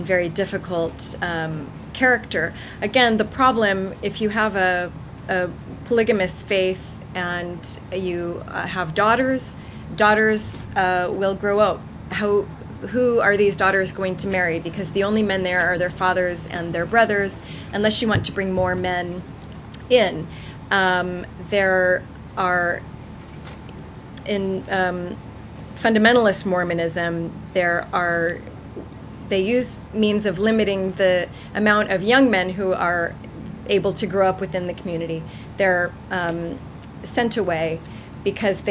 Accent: United States; moved away as an adult; I'm from the States, you can probably hear, but I moved here in 1995

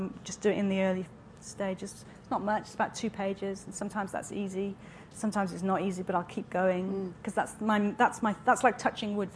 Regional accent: Wales, United Kingdom; now in London, United Kingdom; I was born in Wales in a very small town in quite a very modern house.

